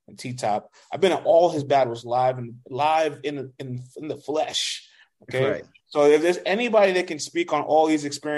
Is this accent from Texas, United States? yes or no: no; New York, United States; we're all minorities still growing up in New York